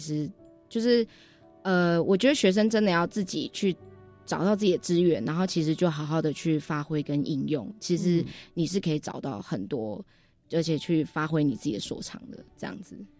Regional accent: Taipei, Taiwan; 我从小就是在台北长大，嗯。就是在台北念书这样

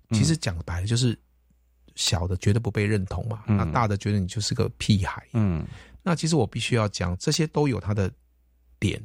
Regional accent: Kaohsiung, Taiwan; 我们从小就在这边长大

